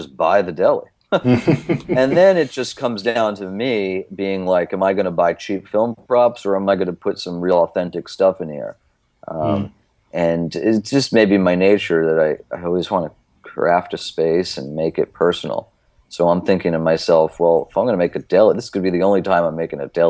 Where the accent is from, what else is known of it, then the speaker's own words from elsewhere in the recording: New Jersey, United States; I grew up in New Jersey